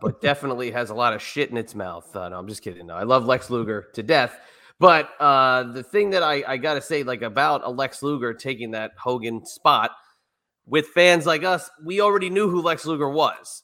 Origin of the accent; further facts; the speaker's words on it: Monmouth County, New Jersey, United States; I'm from central New Jersey, Monmouth County